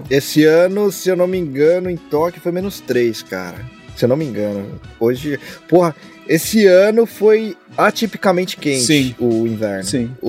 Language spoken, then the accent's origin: Portuguese; São Paulo, Brazil; now in Toronto, Canada; eu sou, eu sou de São Paulo, São